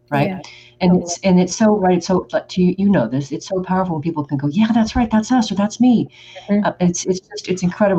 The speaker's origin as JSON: {"language": "English", "region": "Oregon", "country": "United States", "said": "I am from Oregon, like Nike is."}